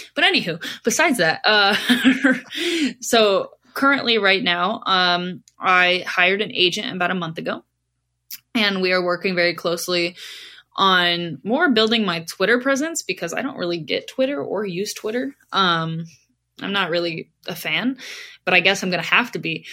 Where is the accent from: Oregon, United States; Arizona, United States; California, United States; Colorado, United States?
California, United States; Southern; moved away as an adult; now in Long Island, New York, United States; growing up in Southern California, I grew up in a bathing suit